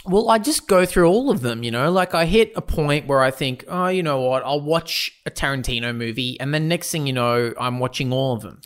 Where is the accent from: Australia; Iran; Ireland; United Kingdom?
Australia; Proud Australian. We're both proud Australians